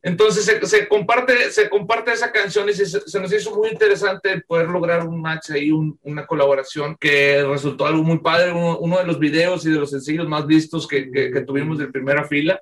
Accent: Nuevo León, Mexico; no somos exactamente de Monterrey, se puede decir que todos somos del mismo estado, todos somos de Nuevo León

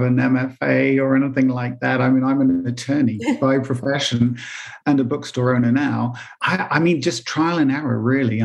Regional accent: England, United Kingdom; I'm English and I didn't go to New York until I was in my 20s

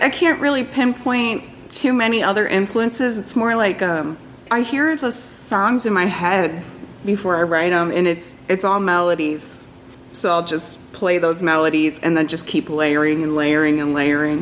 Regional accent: Detroit, Michigan, United States; I'm from Detroit

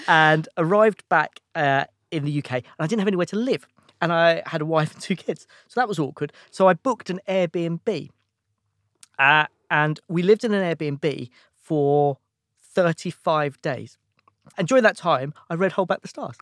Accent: Watford, East of England, United Kingdom; moved away as an adult; also born or lived in London / America; I grew up in, in, in Watford, so just outside London

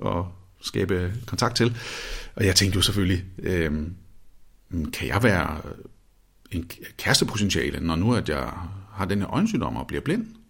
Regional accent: Copenhagen, Capital Region of Denmark, Denmark; Vesterbro, hvor jeg voksede op i København

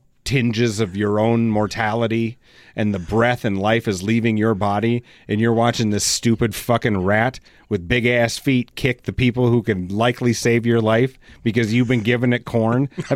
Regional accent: Elsinore, California, United States; I grew up in Elsinore, so I don't have to go back that far.

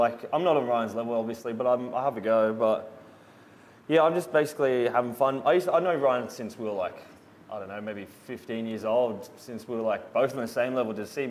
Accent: Sydney, New South Wales, Australia; I'm from Sydney. In a small place called Padstow

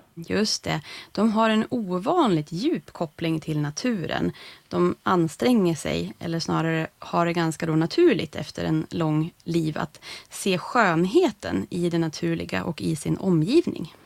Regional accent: Sweden; den här svenska glesbygden där jag växte upp

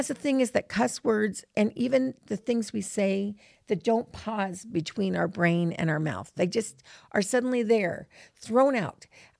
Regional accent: New York, United States; So we grew up in New York, and I do have to say all my friends love to swear, and I loved clever swearing.

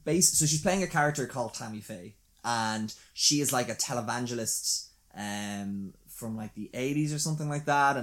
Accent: Ireland; we're Irish

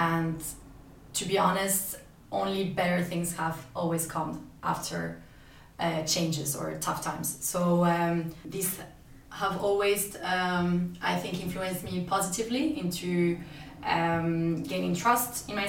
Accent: Spain; born there; So as I mentioned earlier, I was born in Spain, but in total, with my parents and for job reasons as well, I had to move and live in up to 8 cities now.

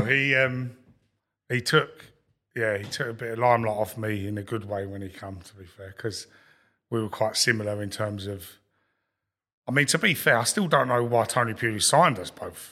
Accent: London, United Kingdom; I grew up in Lewisham, so I, I used to go Millwall as a kid

